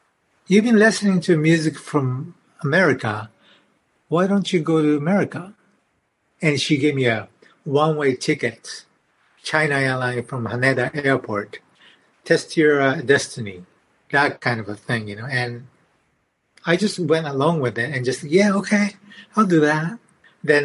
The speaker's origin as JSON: {"language": "English", "country": "Japan", "second_language": "English", "moved": "as an adult", "lives_now": "California, United States"}